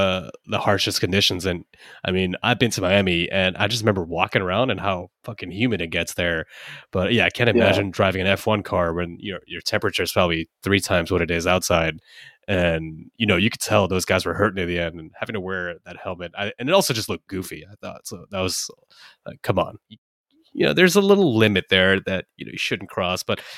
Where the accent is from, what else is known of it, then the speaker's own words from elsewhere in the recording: United Kingdom; And then he realized, oh shit, I'm British.